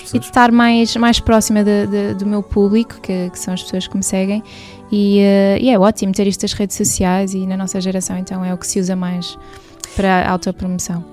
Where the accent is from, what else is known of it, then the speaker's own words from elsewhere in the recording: Portugal; also born or lived in United States; Nasci nos Estados Unidos, vim para Portugal com 7 anos